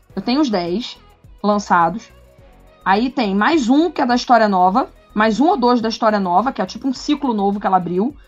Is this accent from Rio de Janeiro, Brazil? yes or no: yes; Rio de Janeiro, Brazil; como boas cariocas como eu